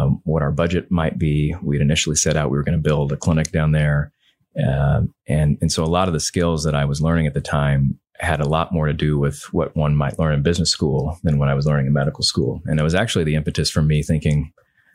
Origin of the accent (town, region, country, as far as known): Indiana, United States; born or raised there; moved away as an adult; also born or lived in California / Massachusetts / Texas